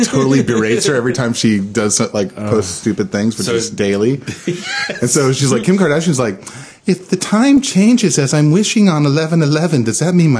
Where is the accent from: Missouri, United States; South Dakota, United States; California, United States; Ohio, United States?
California, United States; San Diego; celebrated my my 20th year in San Diego, and my family's from San Diego. I'm from San Diego, so I consider myself a San Diegan.